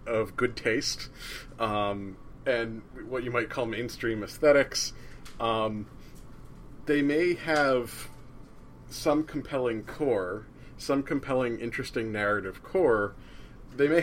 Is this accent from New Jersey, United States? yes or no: yes; New Jersey, United States; I'm from New Jersey